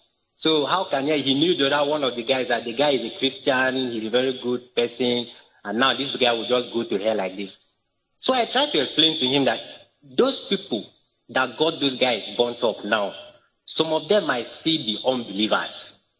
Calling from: Uyo, Akwa Ibom, Nigeria

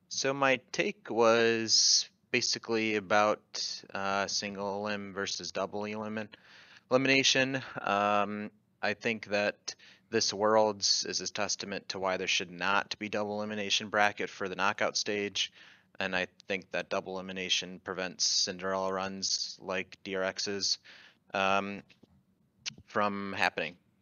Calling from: Chapel Hill, North Carolina, United States; I am calling from Chapel Hill, North Carolina

